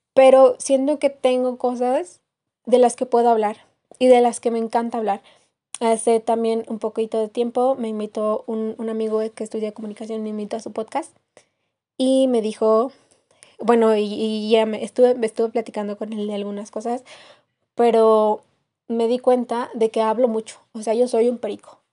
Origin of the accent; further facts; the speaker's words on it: Querétaro, Mexico; now in Mexico City, Mexico; no soy de la Ciudad de México, soy originaria del estado de Querétaro